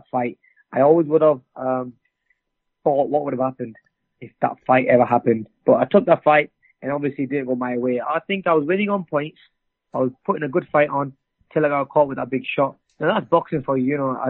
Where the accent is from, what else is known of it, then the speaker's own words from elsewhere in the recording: England, United Kingdom; I'm from England